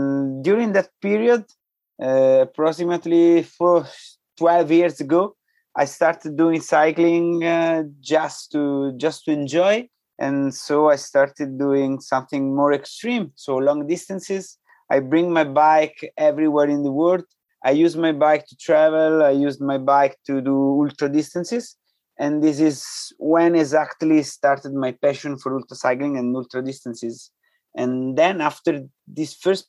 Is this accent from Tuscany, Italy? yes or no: no; near Rome, Lazio, Italy; English is a second language; I was born in near Rome, in the area of Rome